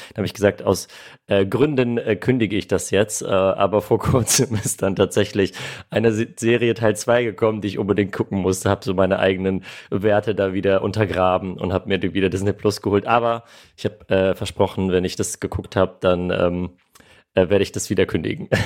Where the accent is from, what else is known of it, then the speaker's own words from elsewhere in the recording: Armenia; now in Germany; meine Wurzeln liegen in Armenien, ich bin in Armenien geboren, meine Eltern kommen beide aus Armenien